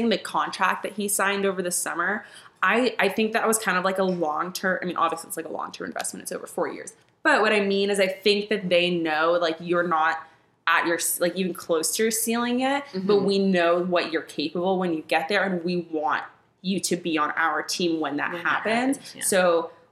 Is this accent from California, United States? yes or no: yes; Bay Area, California, United States; I'm from the Bay Area, and so growing up I was always a Warriors fan